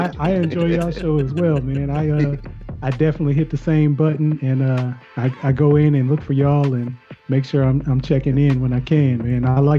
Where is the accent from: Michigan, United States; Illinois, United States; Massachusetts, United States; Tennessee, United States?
Michigan, United States; I'm from Michigan